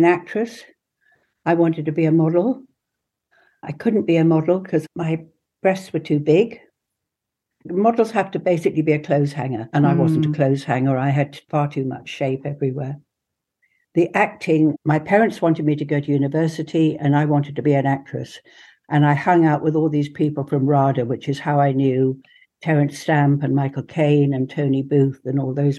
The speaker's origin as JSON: {"language": "English", "region": "England", "country": "United Kingdom", "said": "I was first generation English"}